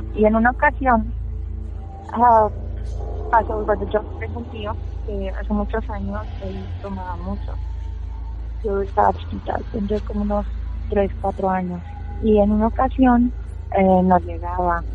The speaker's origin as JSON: {"language": "Spanish", "town": "Valle de Santiago", "region": "Guanajuato", "country": "Mexico", "tie": "born or raised there", "said": "yo pues nací aquí, en Valle, ah, y pues bueno, mis papás son de, de Salvatierra"}